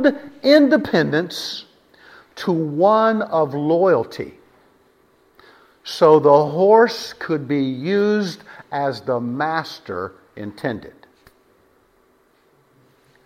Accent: West Texas, United States; I was raised in West Texas. West Texas.

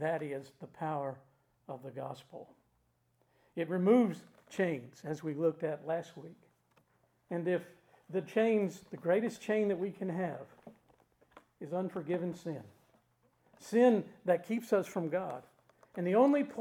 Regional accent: United States; we're Americans

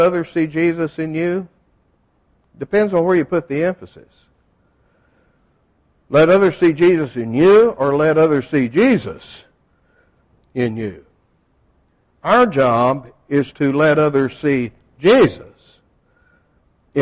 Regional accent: Texas, United States; moved away; when I grew up in Texas, the only trees we had, we didn't have the nice hardwoods like you have

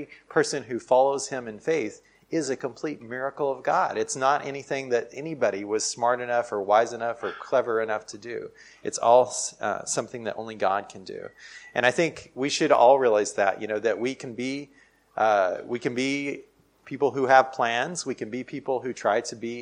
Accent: United States; I'm from America

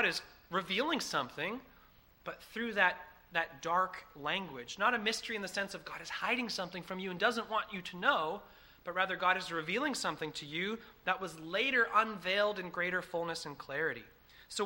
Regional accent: Massachusetts, United States; I come from Massachusetts. That's where I'm from. It's where I was born

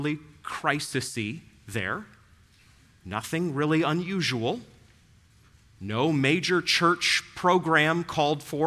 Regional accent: New England, United States; moved away; I grew up in New England

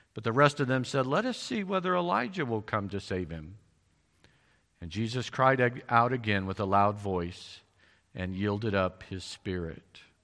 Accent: Missouri, United States; I'm from Missouri.

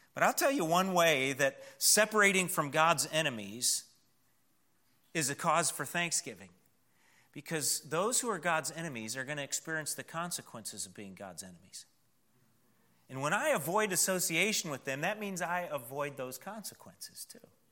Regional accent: Wayland, United States; moved away; when we were kids growing up in Wayland

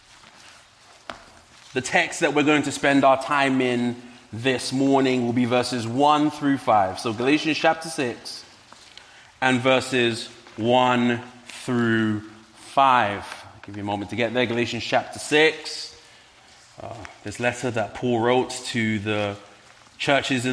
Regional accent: London, United Kingdom; now in Medford, United States; You may pick up an accent. I am indeed from London.

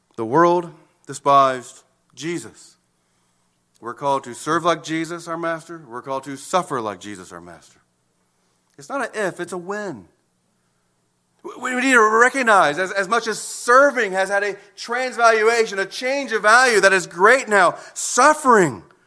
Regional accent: United States; American citizens

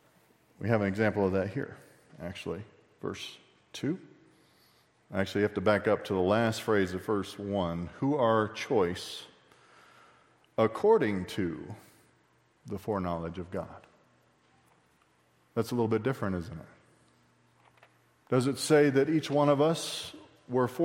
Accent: Texas, United States; I say I'm from Texas

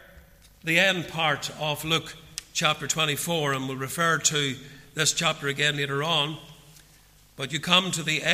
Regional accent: Portadown, Northern Ireland, United Kingdom; now in Ballymoney, United Kingdom; growing up in Portadown as a young man

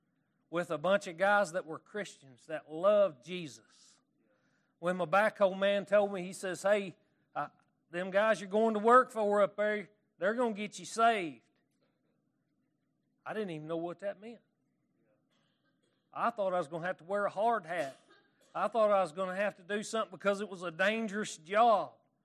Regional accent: Arkansas, United States; accent: Arkansas; I can't get my Arkansas accent around. And I acquired this accent because I moved to Paris, Arkansas

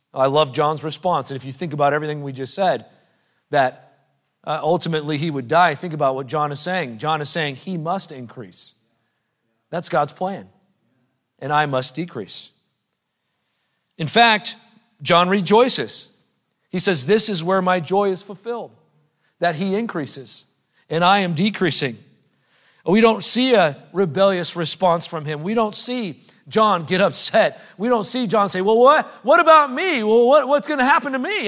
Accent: United States; in our culture as American Christians

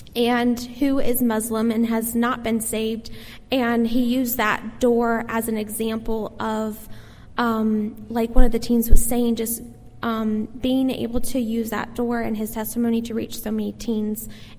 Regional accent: Indiana, United States; my youth pastor growing up in Indiana.

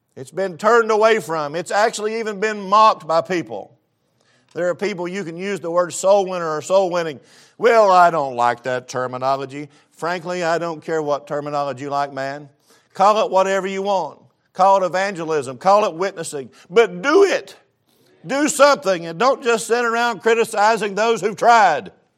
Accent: East Tennessee, United States; moved away; I grew up pretty rough in East Tennessee

